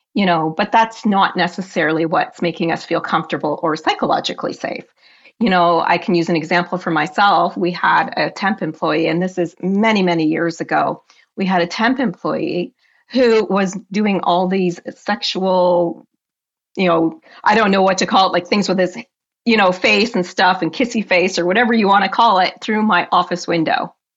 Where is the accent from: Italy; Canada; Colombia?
Canada; I am Canadian, true and true